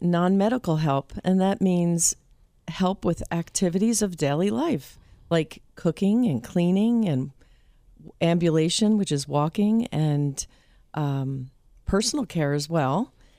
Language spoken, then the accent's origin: English; New Jersey, United States; moved away; But I'm here from New Jersey. Don't hold that against me for those that don't know me.